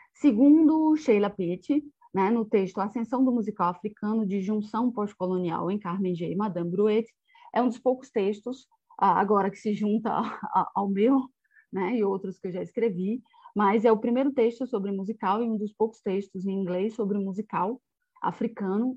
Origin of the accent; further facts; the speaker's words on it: Bahia, Brazil; also born or lived in Portugal; eu sou da Bahia, né, do estado da Bahia